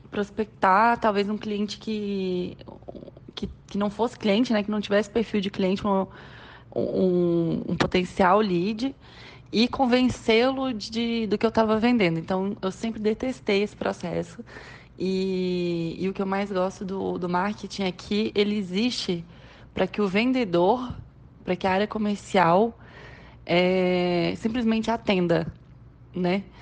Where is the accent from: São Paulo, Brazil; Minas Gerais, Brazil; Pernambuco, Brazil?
Minas Gerais, Brazil; now in Goiânia, Brazil; eu sou mineira, tenho meus 28 anos já. Sou uma mineira nômade. Atualmente eu resido em Goiânia.